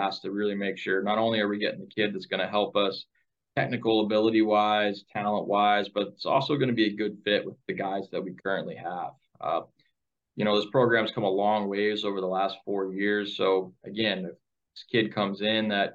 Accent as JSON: {"language": "English", "region": "New Hampshire", "country": "United States", "also_born_or_lived": "New England", "moved": "as an adult", "lives_now": "Ashland, Wisconsin, United States", "said": "I'm from New Hampshire, complete different part of the country"}